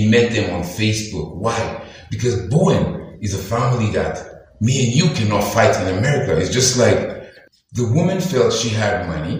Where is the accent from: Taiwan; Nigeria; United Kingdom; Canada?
Nigeria; In my Nigerian context, as a Nigerian guy